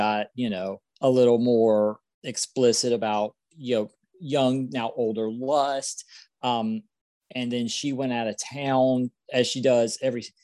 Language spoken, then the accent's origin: English; South Carolina, United States; I'm from South Carolina and I'm 44 years old.